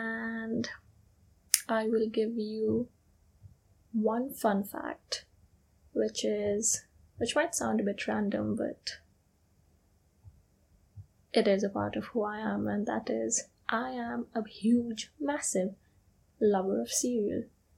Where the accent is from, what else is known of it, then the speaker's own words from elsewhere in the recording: India; English is a second language; also born or lived in United Kingdom; I am from India, but I've also lived in the UK in my recent past. And I'm actually currently in the process of moving back there.